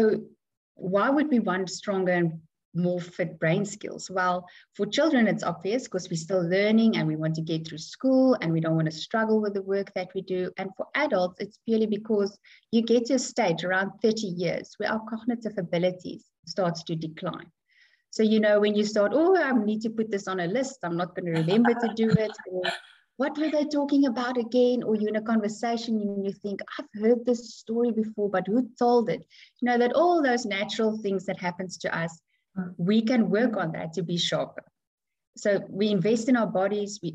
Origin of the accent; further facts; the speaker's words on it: South Africa; moved away as an adult; now in Dubai, United Arab Emirates; I come from South Africa. We moved to Dubai for about 5 years ago, so we are in Dubai now.